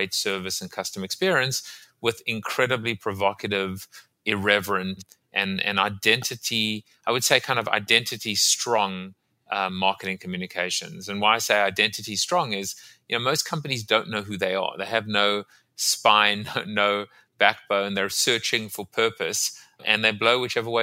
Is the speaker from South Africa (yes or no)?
yes; South Africa; moved away; also born or lived in Staten Island; I'm from South Africa originally